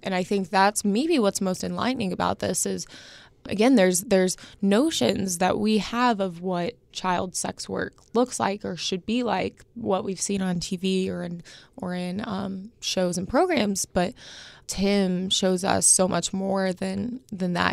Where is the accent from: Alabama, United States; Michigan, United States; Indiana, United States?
Indiana, United States; Indianapolis; growing up in Indianapolis, seeing in your hometown paper